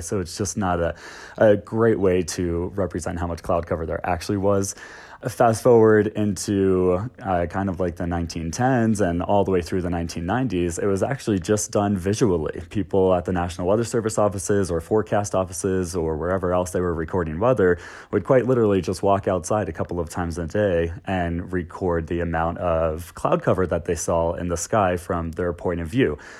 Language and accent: English; Florida, United States; also born or lived in the Carolinas; now in Denver, United States; I grew up in Florida on the coast, um, and then I came out here from the Carolinas about six years ago.